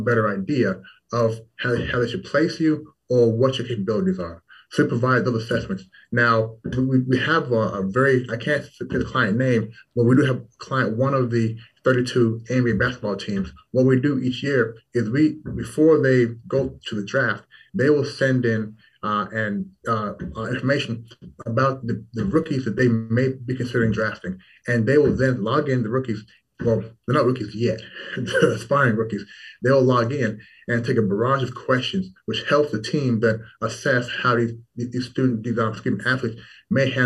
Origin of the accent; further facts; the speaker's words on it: Louisville, Kentucky, United States; moved away as an adult; also born or lived in Toronto, Canada / Washington, D.C.; now in Shanghai, China; then after that, I did move to the United States, to Louisville, Kentucky, where I spent the next, I want to say 11 years